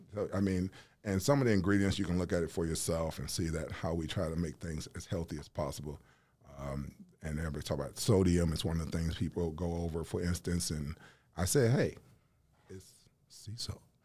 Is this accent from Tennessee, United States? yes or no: yes; Nashville, Tennessee, United States; also born or lived in Huntsville, Alabama; I'm originally from Nashville, Tennessee